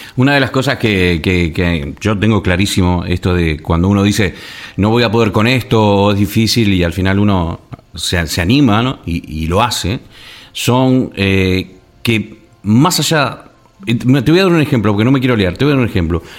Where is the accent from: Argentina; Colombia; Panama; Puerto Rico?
Argentina; moved away as an adult; also born or lived in La Gomera, Canary Islands / England; Soy de Argentina